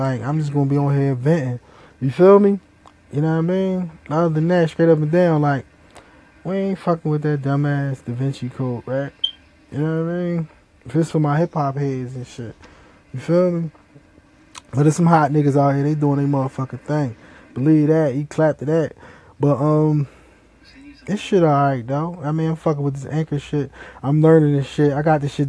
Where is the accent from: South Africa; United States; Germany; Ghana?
United States; Philadelphia, Pennsylvania; I'm from Philly.